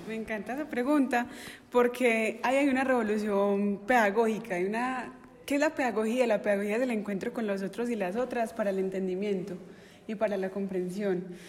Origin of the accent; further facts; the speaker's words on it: Entrerríos, Antioquia, Colombia; mi pueblo